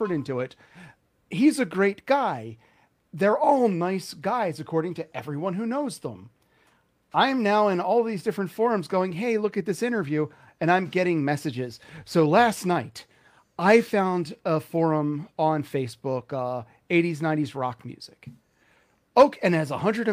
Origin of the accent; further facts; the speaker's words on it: Philadelphia, Pennsylvania, United States; moved away; I came from Philadelphia